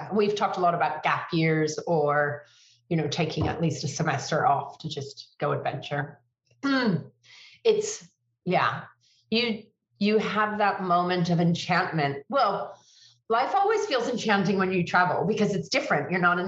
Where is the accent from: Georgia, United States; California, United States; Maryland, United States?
California, United States; San Francisco; moved away as an adult; also born or lived in Europe; now in Sydney, Australia; So I'm born and raised in California, San Francisco. You know, both my parents are American. And then when I was 19, I moved to Europe for 5 years.